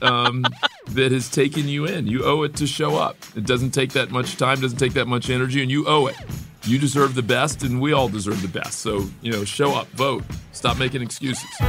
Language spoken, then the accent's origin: English; Miami, Florida, United States; a young black kid growing up in Miami in the seventies and eighties